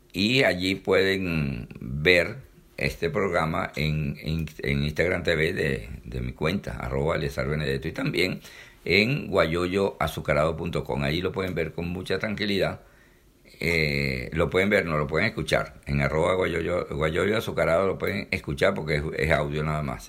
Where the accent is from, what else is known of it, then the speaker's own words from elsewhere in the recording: Venezuela; como buen venezolano